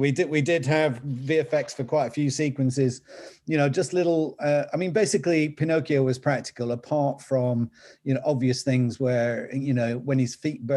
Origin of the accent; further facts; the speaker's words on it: the north of England, United Kingdom; accent: Northern English; my Northern English accent